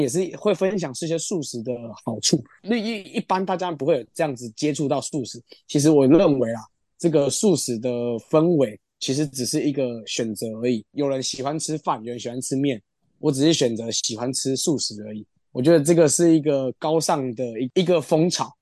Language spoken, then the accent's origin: Chinese; Kaohsiung, Taiwan; 我们家在高雄，然后红，红毛港